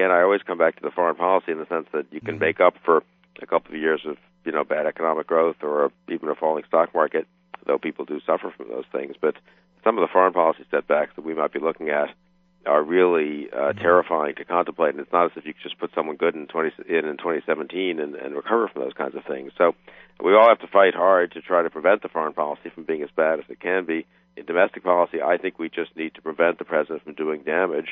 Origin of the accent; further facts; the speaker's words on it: United States; as an American